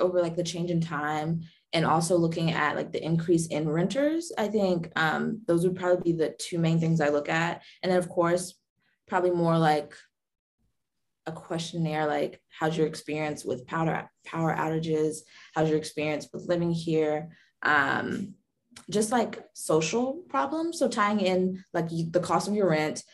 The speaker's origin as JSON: {"language": "English", "town": "Durham", "region": "North Carolina", "country": "United States", "tie": "born or raised there", "said": "Durham, my hometown"}